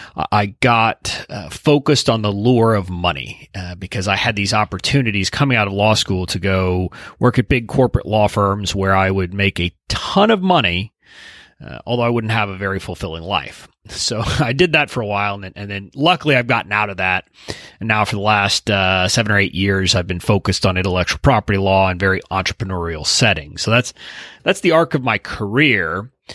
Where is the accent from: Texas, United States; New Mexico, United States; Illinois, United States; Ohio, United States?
Texas, United States; Deep South; I'm originally from Deep South, Texas, about five miles from the Mexican border, where I was born and raised